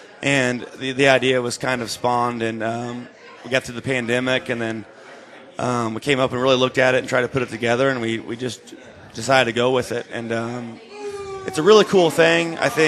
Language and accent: English; Indianapolis, Indiana, United States; moved away as an adult; now in Fort Wayne, United States; I'm from Indianapolis